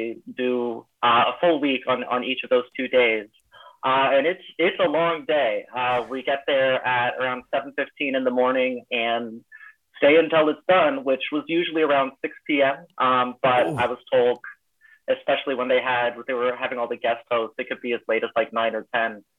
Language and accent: English; Dayton, Ohio, United States; moved away as an adult; now in Oakland, United States; I'm originally from Dayton, Ohio